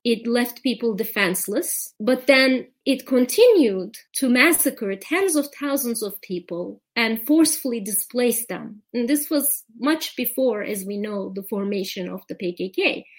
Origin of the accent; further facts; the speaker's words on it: Dersim, Tunceli Province, Turkey; for example, in my hometown of Dersim alone